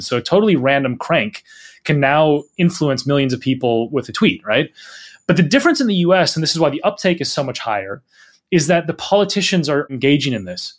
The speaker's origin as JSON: {"language": "English", "region": "Minnesota", "country": "United States", "tie": "born or raised there", "moved": "as an adult", "lives_now": "United Kingdom", "said": "I grew up in Minnesota. I spent my whole childhood and, and early adult life there"}